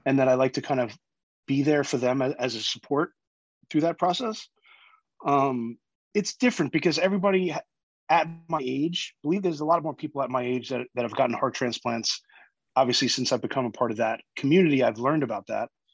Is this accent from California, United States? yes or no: no; New York, United States; I'm a New Yorker, born and raised.